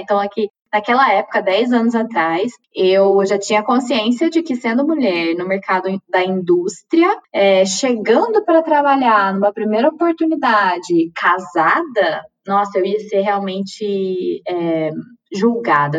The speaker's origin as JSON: {"language": "Portuguese", "town": "Uberlândia", "region": "Minas Gerais", "country": "Brazil", "tie": "born or raised there", "also_born_or_lived": "Campinas", "moved": "as an adult", "said": "Eu fiz graduação em Uberlândia, sou de Minas Gerais, é, fiz graduação na minha cidade natal"}